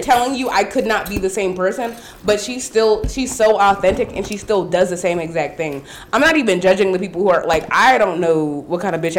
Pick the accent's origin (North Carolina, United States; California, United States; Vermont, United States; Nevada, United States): North Carolina, United States; Durham; We went to, we are from Durham, North Carolina.